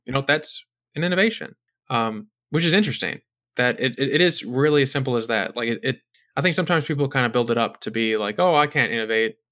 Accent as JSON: {"language": "English", "country": "United States", "said": "I'm an American"}